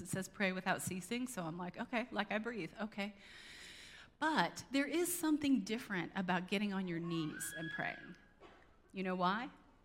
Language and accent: English; United States; as American Christians